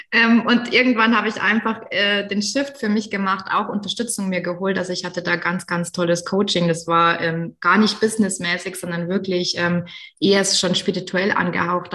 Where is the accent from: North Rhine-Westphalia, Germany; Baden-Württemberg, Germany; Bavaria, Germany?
Baden-Württemberg, Germany; accent: Badisch; meinem badischen Dialekt